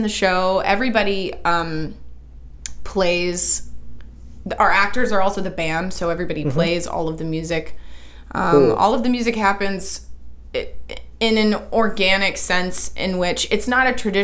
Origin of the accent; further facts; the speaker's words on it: the South, United States; a Southerner who was born and raised here, spent my life here